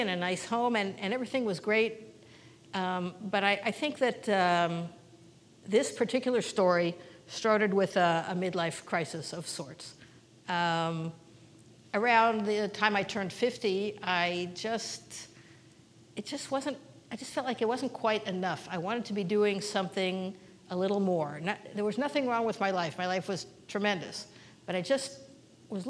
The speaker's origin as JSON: {"language": "English", "town": "Kansas City", "region": "Missouri", "country": "United States", "tie": "born or raised there", "moved": "as an adult", "lives_now": "Israel", "said": "I grew up in Kansas City in a conservative congregation at Beth Shalom and USY and Camp Ramah"}